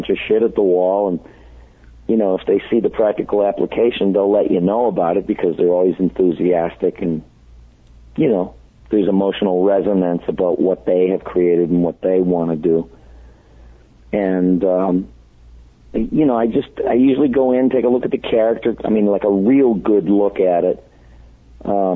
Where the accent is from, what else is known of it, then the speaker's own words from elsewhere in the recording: Boston, Massachusetts, United States; also born or lived in New York; now in Los Angeles, United States; I had a friend that I grew up with in Boston